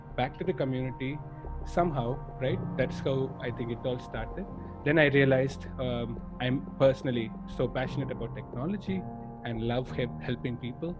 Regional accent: Madurai, Tamil Nadu, India; moved away as an adult; now in Chennai, India; in India, in my hometown, Madurai. Then I moved to Chennai for work after my college

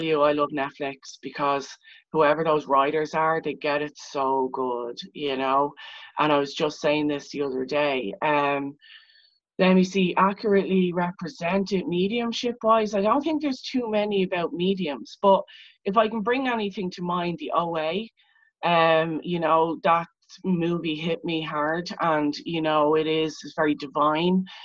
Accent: Leixlip, Leinster, Ireland; I'm actually from Leixlip, which is a town of Viking origin

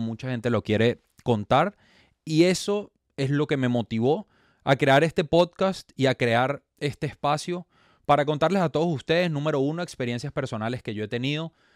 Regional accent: Venezuela; moved away as an adult; now in Miami, United States; soy venezolano, me radico en la ciudad de Miami

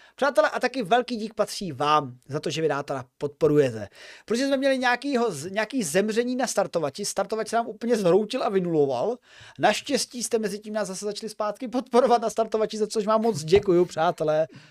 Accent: Olomouc, Olomouc Region, Czechia; jsem z Olomouce

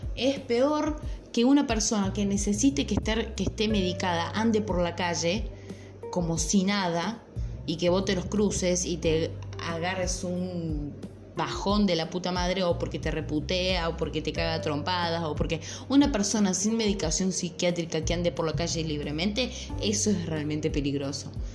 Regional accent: Córdoba, Argentina; yo soy de Córdoba

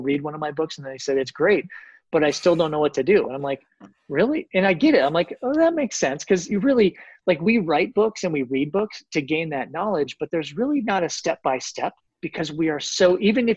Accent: Colorado, United States; also born or lived in Florida; I grew up in Colorado

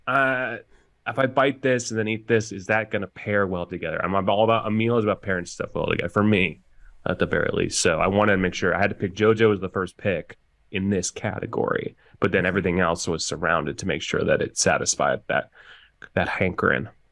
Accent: Oregon, United States; growing up in Oregon there's a grocery store called Hagen's that I used to go

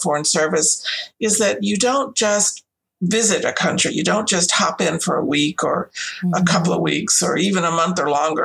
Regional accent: Louisiana, United States; moved away as an adult; also born or lived in Portugal / Spain / England; I grew up in Louisiana

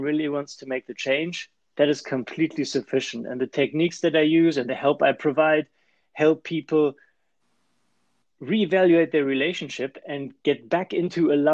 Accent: Germany; accent: German; English is a second language; moved away as an adult; also born or lived in Switzerland; now in California, United States; So I started as an engineer in Germany. You might have guessed it from the accent already

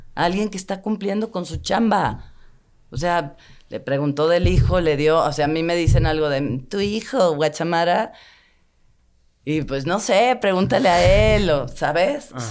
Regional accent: Mexico City, Mexico; yo crecí en Tlatelolco hasta los 35 me fui de ahí

